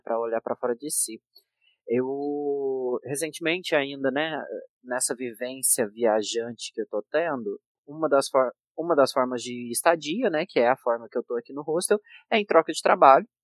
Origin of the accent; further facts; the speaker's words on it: Minas Gerais, Brazil; eu nasci e cresci numa cidade pequena de Minas Gerais